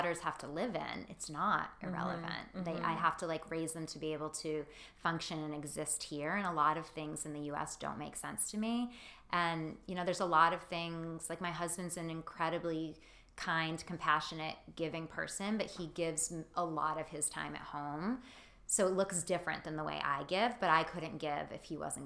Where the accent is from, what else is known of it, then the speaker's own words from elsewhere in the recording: Massachusetts, United States; I'm from Massachusetts, so I'm very proud to be a Northeast girl